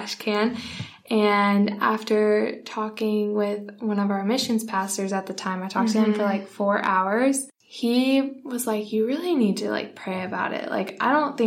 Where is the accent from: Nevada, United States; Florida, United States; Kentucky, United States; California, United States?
Florida, United States; Pensacola; moved away as an adult; also born or lived in North Carolina; now in Dallas, United States; So I grew up in Pensacola. I moved here when I was 5, though. I was actually born in North Carolina